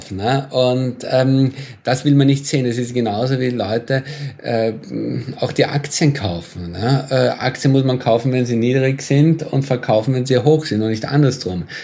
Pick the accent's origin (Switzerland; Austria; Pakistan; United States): Austria; beispielsweise mit meinem Heimatland, mit Österreich, ne? wo ja die Inzidenzen wahnsinnig hoch waren, wahnsinnig äh, spät agiert wurde